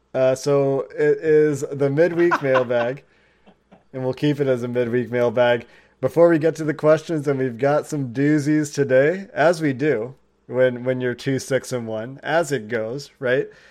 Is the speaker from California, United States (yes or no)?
no; Cincinnati, Ohio, United States; also born or lived in Chicago, Illinois; I was born outside of Chicago, was raised a Bulls fan in the Michael Jordan era, because my parents were living in Chicago, obviously, before we moved to Cincinnati when I was two weeks old